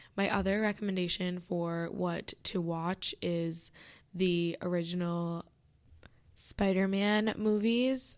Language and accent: English; Michigan, United States; I'm from Michigan.